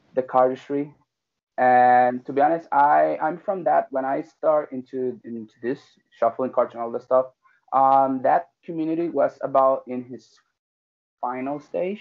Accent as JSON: {"language": "English", "country": "Puerto Rico", "said": "I'm from Puerto Rico"}